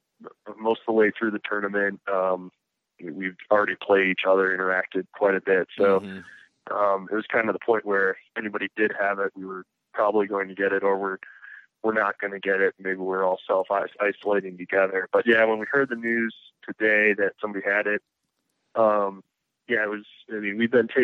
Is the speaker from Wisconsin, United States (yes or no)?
yes; Wisconsin, United States; now in Denver, United States; I'm originally from the Midwest in Wisconsin, and I grew up in that area